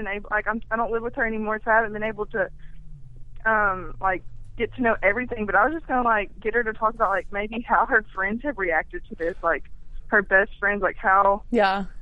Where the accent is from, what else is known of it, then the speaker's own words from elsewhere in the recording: El Dorado, Arkansas, United States; I'm from El Dorado, Arkansas.